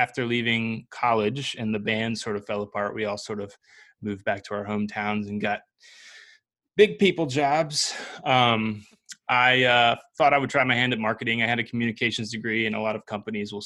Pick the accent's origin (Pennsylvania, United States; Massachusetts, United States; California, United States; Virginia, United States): Virginia, United States; Salem; I grew up in Salem, Virginia, so Southwest Virginia.